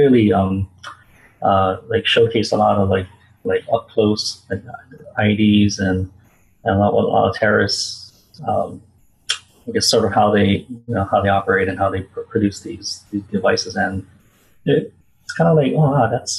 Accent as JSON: {"language": "English", "town": "Honolulu", "region": "Hawaii", "country": "United States", "tie": "born or raised there", "said": "I was born and raised in Hawaii, Honolulu, Hawaii"}